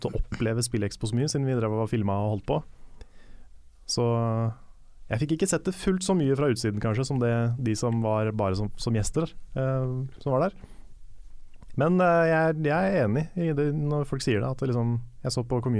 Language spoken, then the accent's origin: Norwegian; Bergen, Vestland, Norway; Ja, Jeg har også hørt den versjonen, men nei, jeg er fra Bergen.